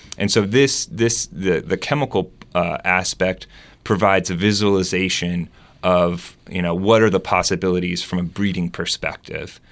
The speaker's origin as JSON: {"language": "English", "region": "Delaware", "country": "United States", "tie": "born or raised there", "also_born_or_lived": "West Coast / Germany", "moved": "yes", "lives_now": "Arkansas, United States", "said": "I'm not from Arkansas. I grew up in Delaware."}